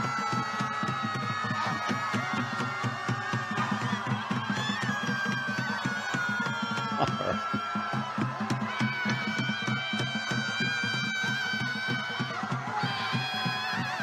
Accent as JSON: {"language": "English", "region": "New York", "country": "United States", "moved": "yes", "said": "I am from New York"}